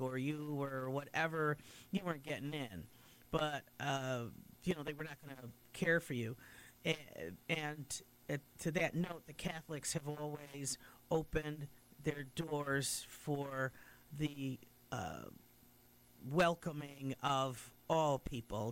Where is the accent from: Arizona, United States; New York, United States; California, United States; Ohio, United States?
New York, United States; Utica; that was my original home church when we first, when our family first came to Utica in 1954